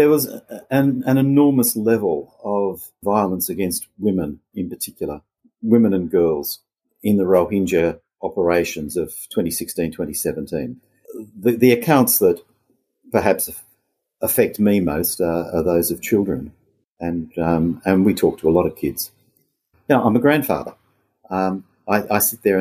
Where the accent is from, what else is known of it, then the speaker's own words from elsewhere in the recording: Australia; I'm Australian. I've always lived and worked in and from Australia